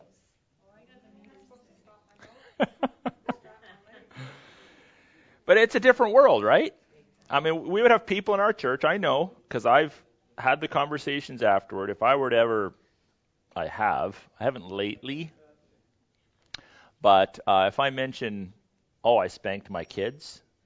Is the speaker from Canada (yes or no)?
yes; Canada